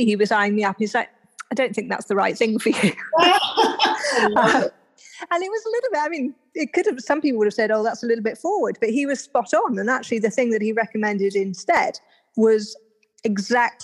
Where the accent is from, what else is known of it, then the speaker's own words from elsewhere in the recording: United Kingdom; also born or lived in India; I'm British, as you can probably tell from my accent